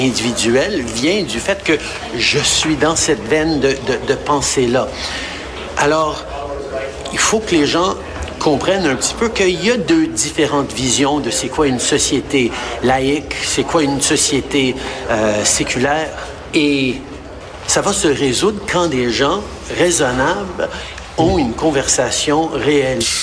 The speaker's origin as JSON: {"language": "French", "region": "Quebec", "country": "Canada", "said": "Je suis fier québécois"}